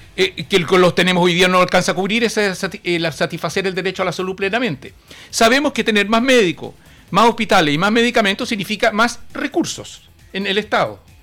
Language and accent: Spanish; Chile; en mi país, en nuestro Chile